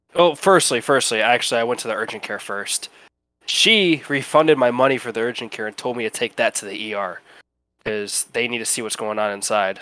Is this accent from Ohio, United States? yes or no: yes; Ohio, United States; also born or lived in Cleveland, Ohio; now in Alabama, United States; Ohio. That's where I lived most of my life.